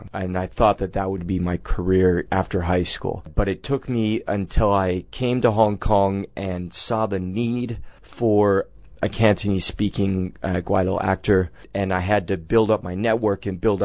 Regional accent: United States; as an American teenager

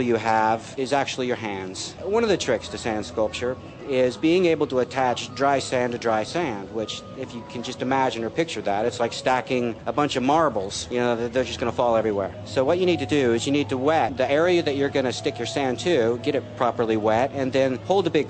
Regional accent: Florida, United States; now in England; having grown up in Florida

